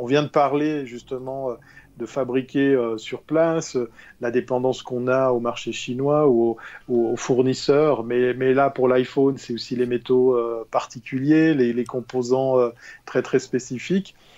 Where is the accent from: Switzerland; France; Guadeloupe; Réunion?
Switzerland; en tant que bon Suisse